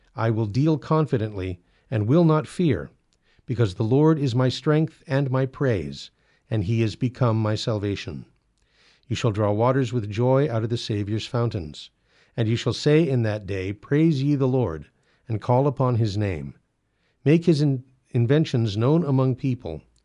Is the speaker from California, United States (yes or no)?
yes; California, United States; I was born in California